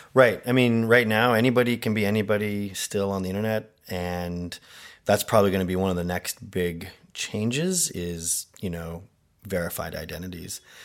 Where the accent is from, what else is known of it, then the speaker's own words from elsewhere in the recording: Canada; I am Canadian